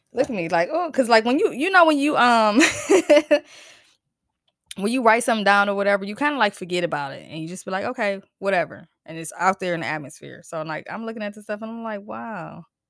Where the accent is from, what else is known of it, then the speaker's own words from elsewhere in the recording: New Jersey, United States; I'm from Jersey